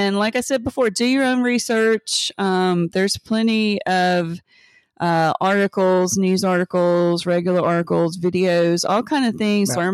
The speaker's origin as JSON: {"language": "English", "region": "the South", "country": "United States", "tie": "born or raised there", "said": "I grew up in the South"}